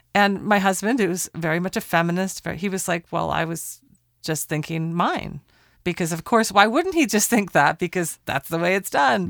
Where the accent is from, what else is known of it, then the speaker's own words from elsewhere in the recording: Portland, Oregon, United States; in Portland, Oregon, my hometown